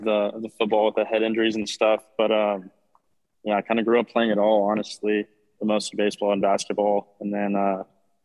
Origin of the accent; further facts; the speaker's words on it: Prescott, Arizona, United States; growing up in Prescott, Arizona